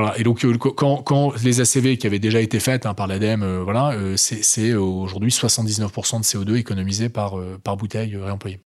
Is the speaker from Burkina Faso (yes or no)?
no; the Nord, Hauts-de-France, France; je suis un vrai ch'ti, tu vois. parents ch'ti, de grands-parents ch'ti, tu vois. Donc, vrai mec du Nord.